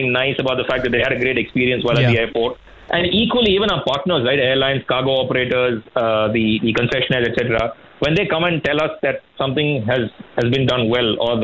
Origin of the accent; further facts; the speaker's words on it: Chennai, Tamil Nadu, India; now in Bangalore, India; I grew up in Chennai, but I had most of my family who lived here